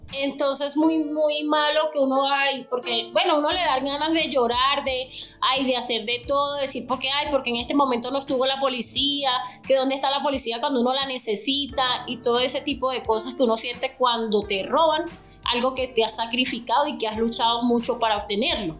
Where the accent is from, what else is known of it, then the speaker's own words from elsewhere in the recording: Venezuela; moved away as an adult; now in Bogotá, Colombia; yo vengo de Venezuela